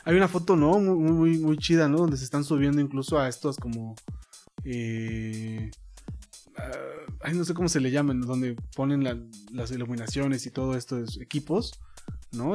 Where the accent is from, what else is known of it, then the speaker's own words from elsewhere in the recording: Mexico; nosotros como mexicanos